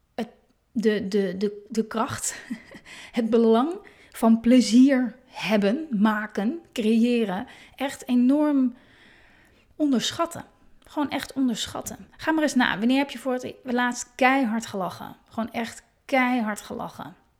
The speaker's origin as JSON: {"language": "Dutch", "town": "Hoorn", "region": "North Holland", "country": "Netherlands", "tie": "born or raised there", "moved": "yes", "said": "En ik kom uit Horend, ben ik geboren"}